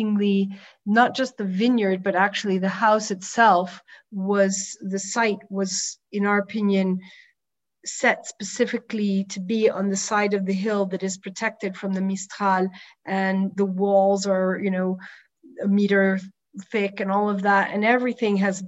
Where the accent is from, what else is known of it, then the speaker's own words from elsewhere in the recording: New York, United States; moved away as an adult; also born or lived in Provence, France; now in France; as a New Yorker that was transplanted here when I met my husband